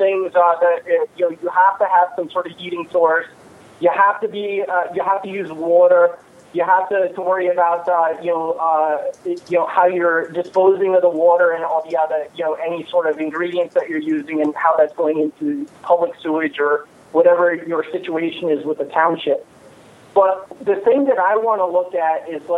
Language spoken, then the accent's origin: English; Michigan, United States; moved away; I'm from Michigan